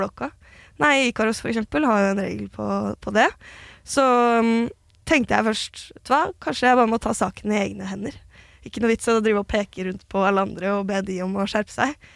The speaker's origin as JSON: {"language": "Norwegian", "region": "Oslo", "country": "Norway", "tie": "born or raised there", "said": "jeg er jo født og oppvokst i Gamle Oslo"}